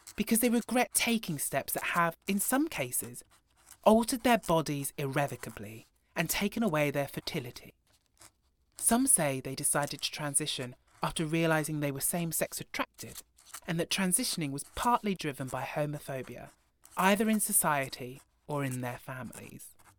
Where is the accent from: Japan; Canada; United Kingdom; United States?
United Kingdom; Broughton, Wales; Growing up in Broughton, the largest village in Europe